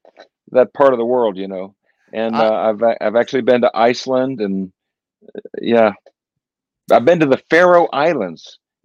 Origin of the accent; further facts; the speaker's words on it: Orlando, Florida, United States; I was born in Orlando before it was anything.